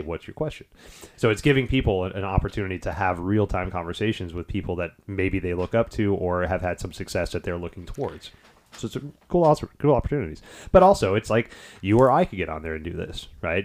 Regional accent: Houston, Texas, United States; moved away as an adult; also born or lived in Detroit; I grew up in the Houston area for the next twenty years

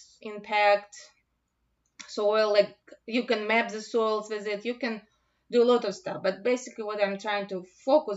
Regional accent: Russia; also born or lived in Moscow; now in United States; I'm originally from Russia

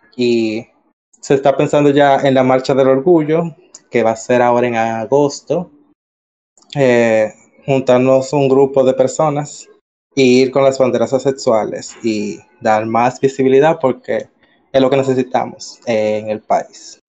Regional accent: Dominican Republic; soy de República Dominicana

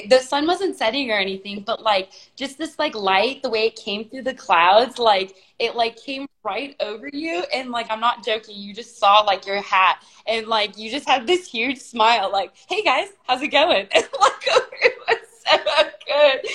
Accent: Garden Grove, California, United States; I grew up in California

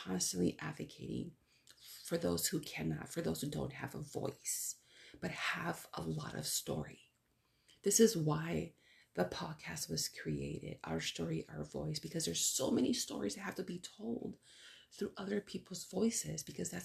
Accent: United States; first language Spanish; English is a second language; I'm a Chicana too, but I'm first generation. My parents were born in Mexico

